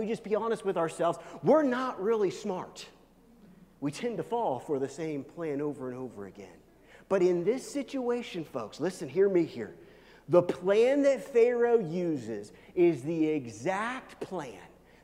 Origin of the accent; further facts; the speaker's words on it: Midwest, United States; I'm from the Midwest.